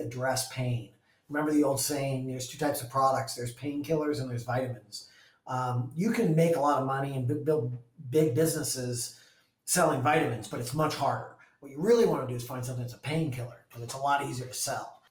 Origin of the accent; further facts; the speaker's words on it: Vail, Colorado, United States; now in Seattle, United States; I grew up in Vail, Colorado, at a ski area